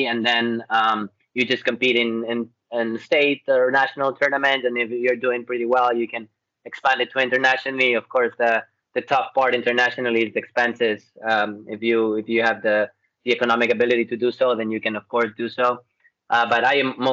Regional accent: Ecuador; moved away as an adult; I'm from Ecuador, South America.

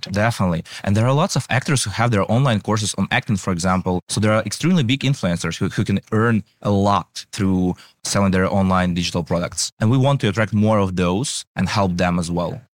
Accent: Ukraine; we are from Ukraine

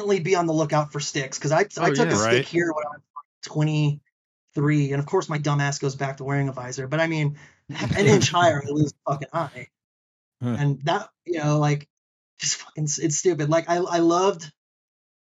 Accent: Charleston, South Carolina, United States; moved away as an adult; now in Denver, United States; I grew up playing in Charleston, South Carolina, where we only have the one rink. And I moved in 2016

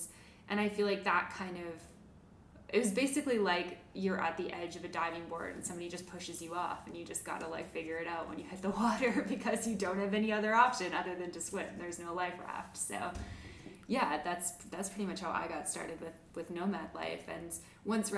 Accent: Canada; moved away as an adult; also born or lived in Atlanta; as a Canadian

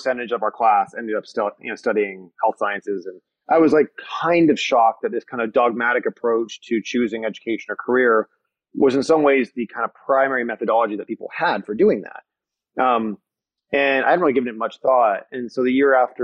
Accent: Niagara region, Canadian side, Ontario, Canada; I grew up in the Niagara region on the Canadian side, right, really close to Niagara Falls

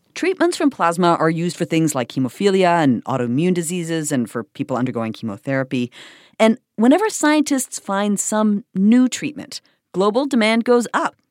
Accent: Canada; moved away; my home country of Canada

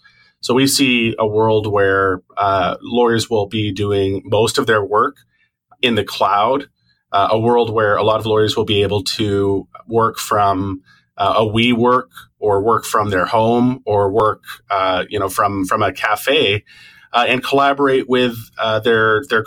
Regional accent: Toronto, Ontario, Canada; now in Vancouver, Canada; I was born in Toronto

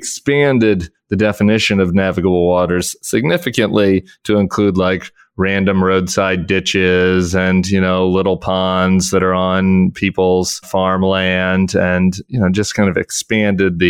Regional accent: Colorado, United States; I'm from Colorado

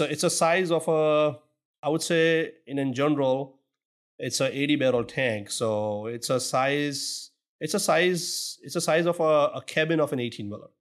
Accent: Surat, Gujarat, India; moved away as an adult; now in Houston, United States; originally, I'm actually born and brought up in Surat, India

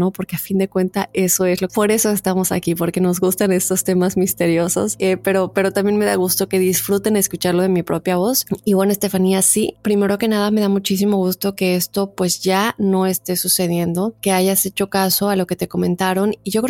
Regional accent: Acapulco, Guerrero, Mexico; now in Querétaro, Mexico; Yo soy de Acapulco, pero me mudé a Querétaro hace ya cinco años.

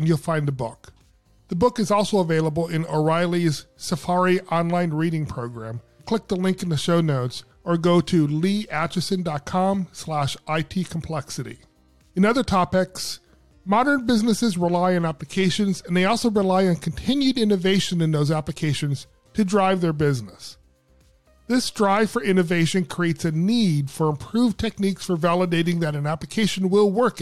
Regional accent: Seattle, Washington, United States; Seattle, Washington, my hometown

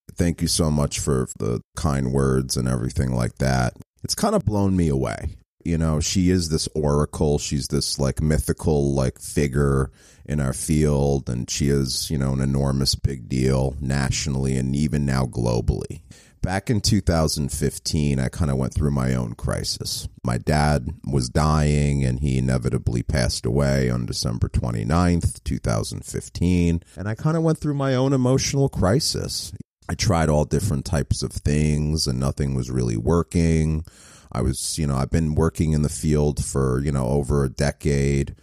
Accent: New York, United States; moved away; I'm from New York so originally

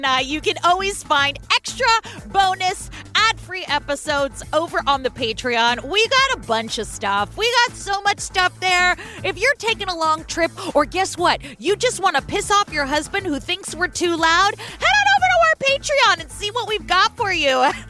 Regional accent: San Francisco, California, United States; My hometown of San Francisco, June 18th.

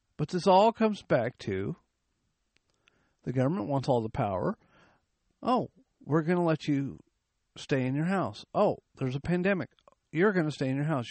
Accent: United States; I was born in the United States

